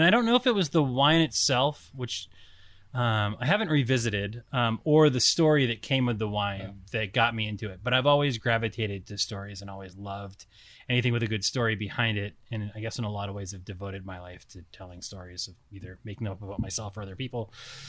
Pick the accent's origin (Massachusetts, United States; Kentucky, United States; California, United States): Massachusetts, United States; Cape Cod; I'm from Cape Cod.